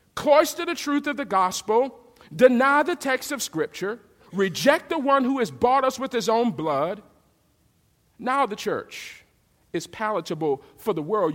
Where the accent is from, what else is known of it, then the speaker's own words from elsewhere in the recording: the South, United States; I'm from the South